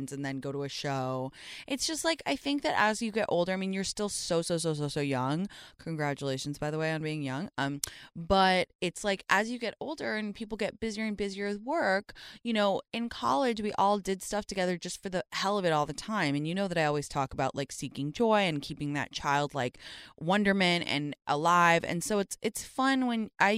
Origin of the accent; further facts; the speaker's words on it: London, United Kingdom; moved away as an adult; I went to North London Collegiate